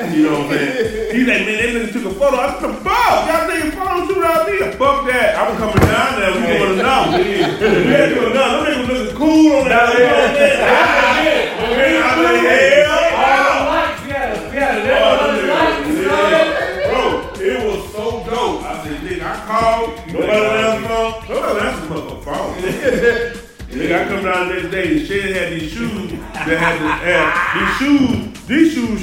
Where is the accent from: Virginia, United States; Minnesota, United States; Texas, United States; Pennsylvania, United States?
Texas, United States; Houston; I'm from Houston